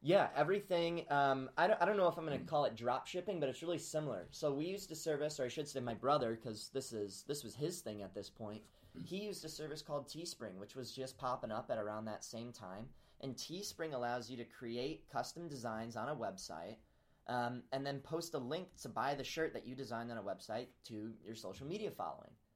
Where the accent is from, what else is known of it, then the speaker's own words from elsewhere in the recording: Peoria, Illinois, United States; moved away as an adult; now in Ames, United States; I grew up in Peoria, Illinois